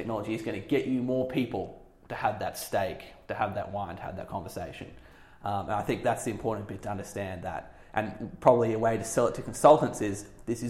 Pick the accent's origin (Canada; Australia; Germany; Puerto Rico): Australia; moved away as an adult; now in London, United Kingdom; I'm an Aussie expat. I've been over here for about coming up to 3 years now